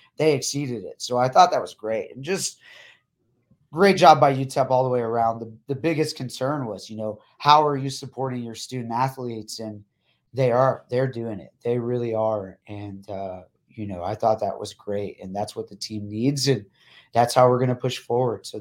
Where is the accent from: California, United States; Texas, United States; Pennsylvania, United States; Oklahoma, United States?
Texas, United States; El Paso; we're both from El Paso